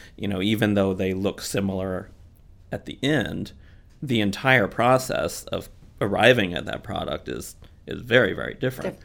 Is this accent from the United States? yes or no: yes; Missouri, United States; moved away as an adult; also born or lived in Houston, Texas / Kansas City / St. Louis / Sarasota, Florida; now in Florida, United States; I was born in Houston, Texas, but grew up in Missouri, uh, Kansas City, and then later Saint Louis